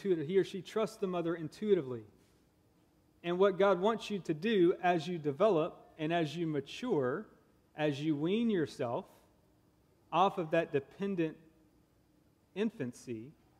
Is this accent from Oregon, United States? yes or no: no; Augusta, Georgia, United States; also born or lived in Texas; now in Nebraska, United States; I'm actually from Augusta, Georgia, and I married a Nebraskan